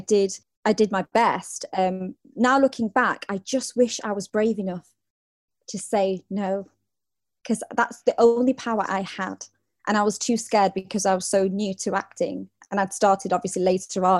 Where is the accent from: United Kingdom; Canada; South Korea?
United Kingdom; I'm proud of my heritage and I'm proud of being British.